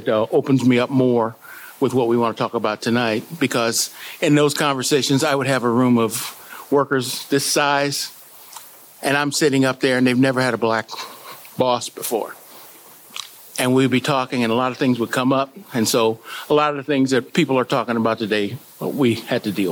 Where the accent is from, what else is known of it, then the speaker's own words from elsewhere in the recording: La Porte, Indiana, United States; I was born and raised in LaPorte, Indiana